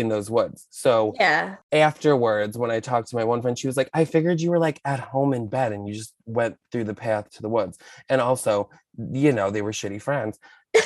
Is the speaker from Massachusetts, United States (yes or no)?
no; Albany, New York, United States; now in Manhattan, United States; I grew up outside of Albany